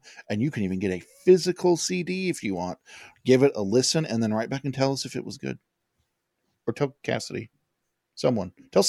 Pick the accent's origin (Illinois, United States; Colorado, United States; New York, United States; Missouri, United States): Colorado, United States; I'm from Colorado